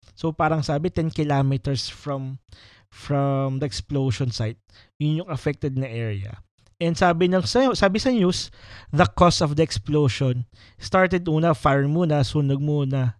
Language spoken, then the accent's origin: Tagalog; Batangas, Calabarzon, Philippines; moved away; yung province ko kasi is Batangas.